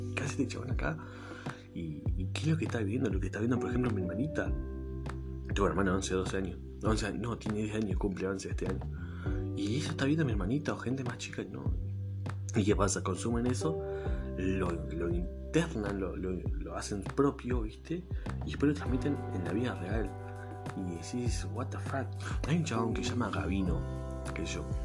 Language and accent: Spanish; Argentina; acá en Argentina no somos así